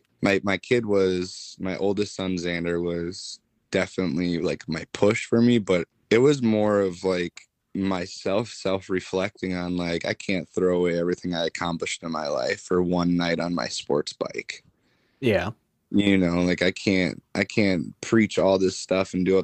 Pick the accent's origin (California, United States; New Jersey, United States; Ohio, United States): California, United States; Bay Area; moved away as an adult; also born or lived in Wisconsin / Pensacola, Florida; I was born in California, grew up in the Bay Area, the troubled life of living